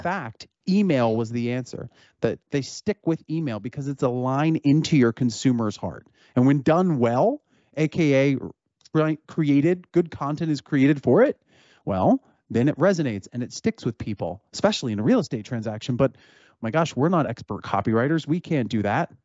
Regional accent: Cherry Hill, New Jersey, United States; I'm from Cherry Hill, New Jersey

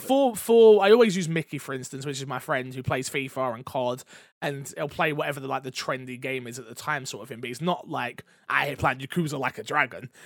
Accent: England, United Kingdom; as an English person

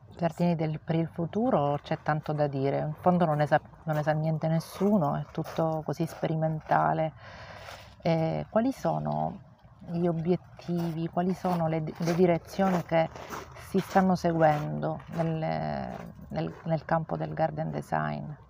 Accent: Sicily, Italy; come siciliana, proprio sono orgogliosissima di essere siciliana

